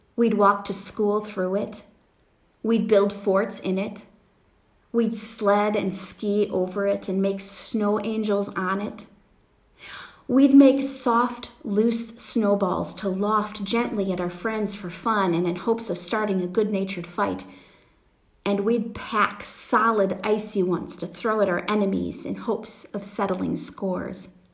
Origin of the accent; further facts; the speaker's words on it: Wisconsin, United States; now in Pennsylvania, United States; I grew up in Wisconsin